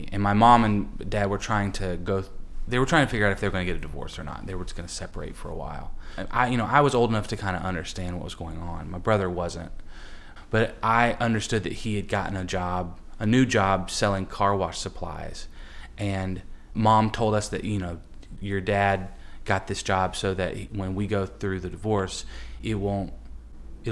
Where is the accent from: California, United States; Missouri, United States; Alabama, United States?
Alabama, United States; Huntsville; I'm originally from Huntsville, Alabama, and we had a farm outside the city